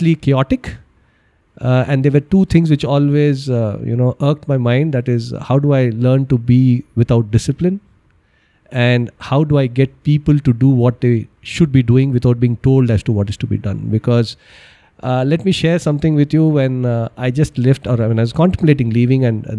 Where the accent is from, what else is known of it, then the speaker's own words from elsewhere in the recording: Bangalore, Karnataka, India; I'm basically from Bangalore. I graduated from Christ